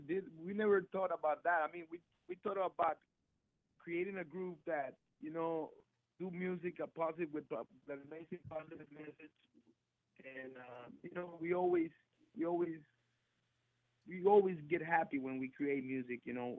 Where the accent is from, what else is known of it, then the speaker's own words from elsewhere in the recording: United States; is a band of these kids, of immigrants growing up in the United States, and also being influenced by so many rhythms in the world. And I mean, you know, being raised in the United States, you get a little bit of jazz